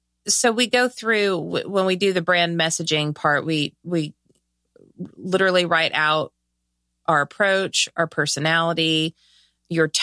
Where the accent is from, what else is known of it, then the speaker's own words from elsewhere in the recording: Southern California, United States; I'm from Southern California.